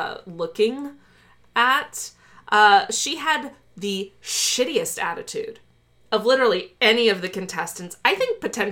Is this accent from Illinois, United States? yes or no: yes; Chicago, Illinois, United States; I'm from Chicago.